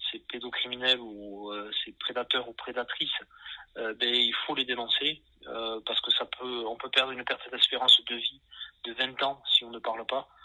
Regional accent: Nouvelle-Aquitaine, France; accent: Landes; parce que l'association est basée dans les Landes, ça s'entend peut-être en mon accent d'ailleurs.

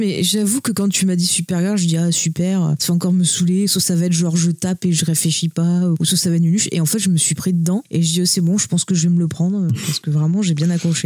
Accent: France; nous on est français

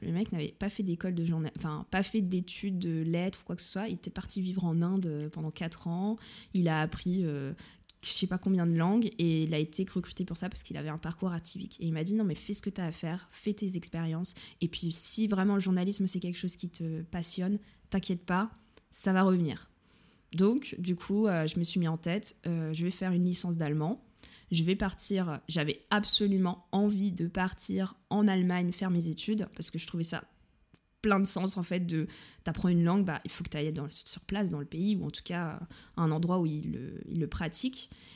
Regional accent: Saint-Maurice, Île-de-France, France; first language French; moved away as an adult; also born or lived in Munich, Germany; now in Germany; je suis née euh, dans une petite ville qui s'appelle Saint-Maurice. Il y en a peut-être qui connaissent. C'est très, très vert, voilà, pas très loin de Vincennes. Et euh, j'ai passé toute mon enfance dans le Val-de-Marne

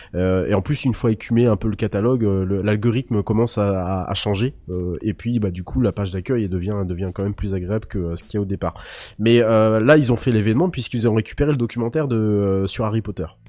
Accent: France; chez nous en France

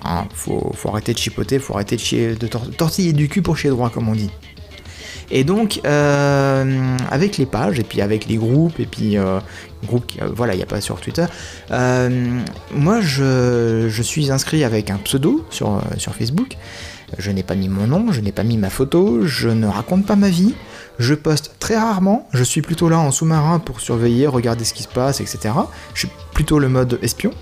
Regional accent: France; je suis français

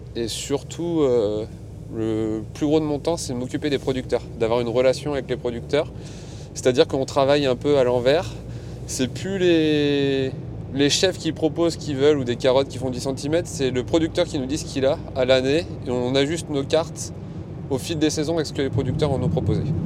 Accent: Saint-Nazaire, Pays de la Loire, France; also born or lived in Pornichet / Questembert; je suis revenu dans ma région parce que je suis natif de Saint-Nazaire

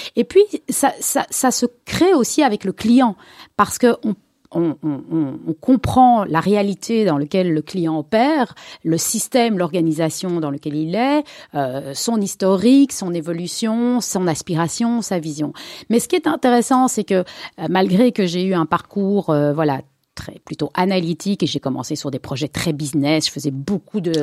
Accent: Brussels, Brussels-Capital Region, Belgium; je suis née à Bruxelles, ici à Cavel, d'une famille euh, Ashkenaz, 100%, mère et père de Pologne. j'ai grandi ici

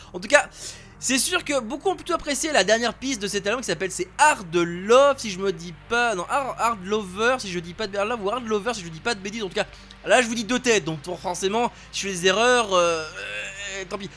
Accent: France; chez nous en France

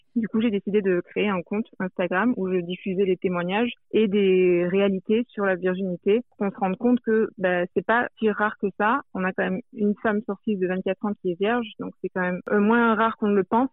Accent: France; je viens de la France

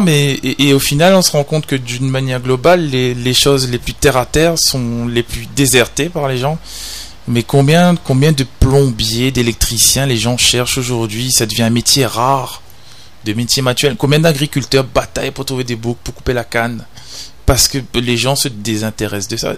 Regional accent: Réunion; on est des Réunionnais, on est français, on est dans l'océan Indien

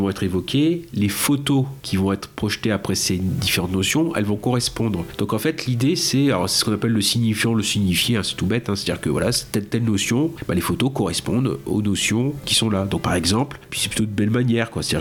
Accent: France; on le connaît pas en tant que français

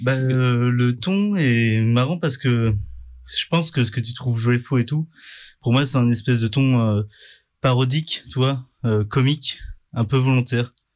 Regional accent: Vendée, Pays de la Loire, France; la Vendée où j'ai grandi

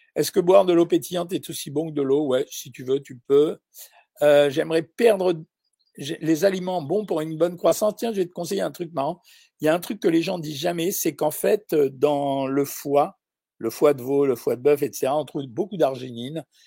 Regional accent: Algeria; moved away; je suis né en Algérie

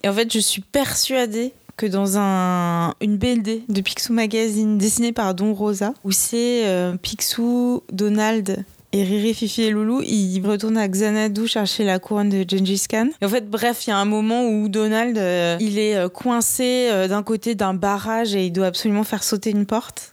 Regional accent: Bordeaux, Nouvelle-Aquitaine, France; moved away; je viens de Bordeaux, donc euh, j'ai été voir ma famille

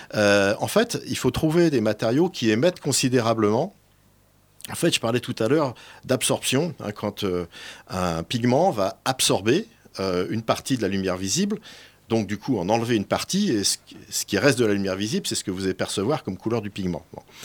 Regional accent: Bourgogne-Franche-Comté, France; je suis originaire du Morvan

